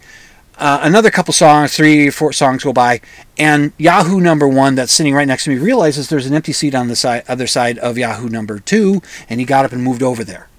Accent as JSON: {"language": "English", "region": "Minnesota", "country": "United States", "said": "I'm a Minnesotan"}